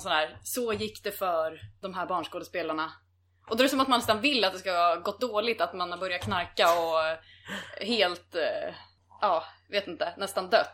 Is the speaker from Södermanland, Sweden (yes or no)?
yes; Mariefred, Södermanland, Sweden; Sen så flyttade vi till Mariefred ut på landet